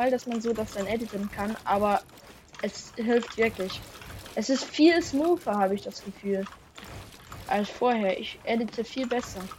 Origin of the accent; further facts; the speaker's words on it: Switzerland; German is a second language; das ist ja nicht meine Muttersprache, so ich bin ja Schweizer.